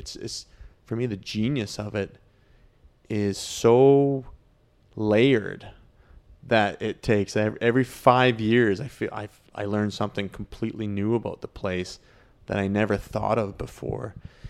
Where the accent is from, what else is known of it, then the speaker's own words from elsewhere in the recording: Canmore, Alberta, Canada; Growing up, where I grew up in Canmore, Banff, like it's the same.